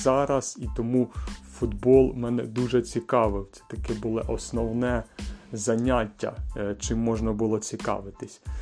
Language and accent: Ukrainian; Kyiv, Ukraine; я з Києва